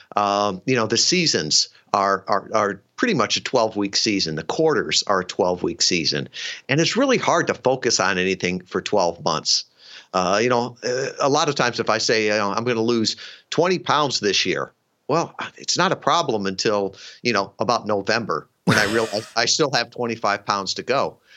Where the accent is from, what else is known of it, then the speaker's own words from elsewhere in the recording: suburban Chicago, Illinois, United States; moved away as an adult; grew up in uh, suburban uh, Chicago